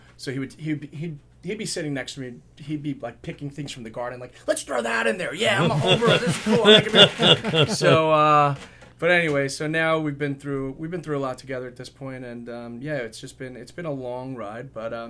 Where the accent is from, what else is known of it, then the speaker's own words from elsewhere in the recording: Northport, New York, United States; So I was living in Northport at the time. I still do live in Northport. And that's you know, that was like my hometown and just such a beautiful place.